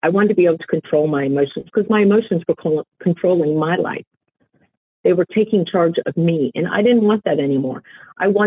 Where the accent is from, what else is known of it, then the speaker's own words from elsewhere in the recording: Richmond, Virginia, United States; also born or lived in Toms River, New Jersey / northern New Jersey / Florida; I have been a Richmond, Virginia native for most of my life